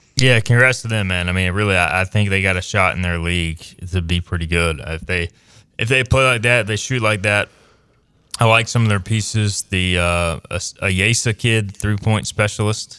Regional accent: Greenville, North Carolina, United States; I grew up in Greenville.

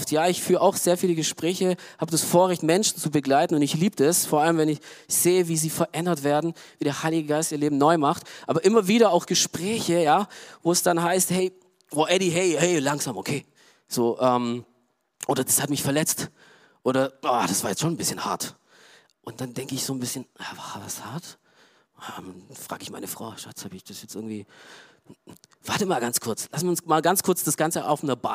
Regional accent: Romania; Ich komme zum Beispiel aus Rumänien, okay? So, Rumänien, äh, ja, auch kommunistisch geprägt und auch arm und wirtschaftlich

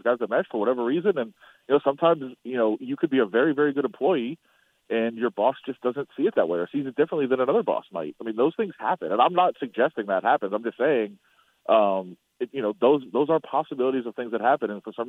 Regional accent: Ann Arbor, Michigan, United States; Obviously, I'm from Ann Arbor, you know, Michigan fan.

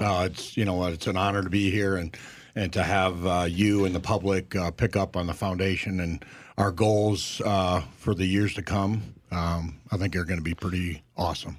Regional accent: Minnesota, United States; moved away; we come from Minnesota together

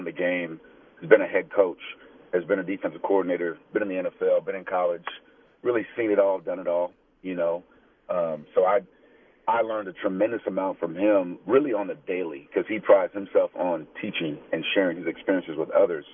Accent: Tucson, Arizona, United States; being born and raised in Tucson, I've seen it

